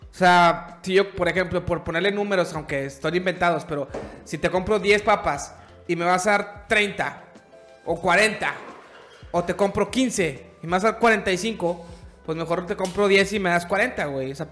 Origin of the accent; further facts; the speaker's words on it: Monterrey, Nuevo León, Mexico; moved away as an adult; now in San Antonio, United States; regios, pero somos demasiados.